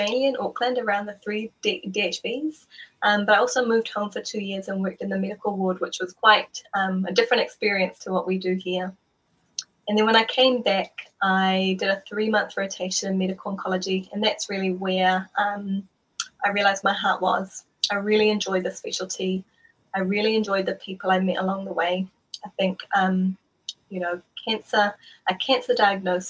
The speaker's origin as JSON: {"language": "English", "town": "Malua", "country": "Samoa", "tie": "born or raised there", "moved": "yes", "said": "we grew up in Malua, as he was the principal of Malua Theological College for a number of years."}